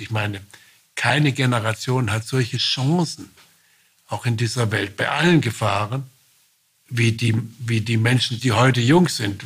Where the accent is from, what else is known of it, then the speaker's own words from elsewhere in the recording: Baden-Württemberg, Germany; Ich bin Badener, Ich bin auch Baden-Württemberger